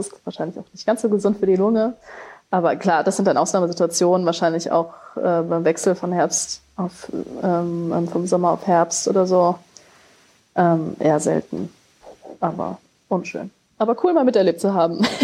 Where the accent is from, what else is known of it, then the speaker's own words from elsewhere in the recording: Germany; wir als Deutsche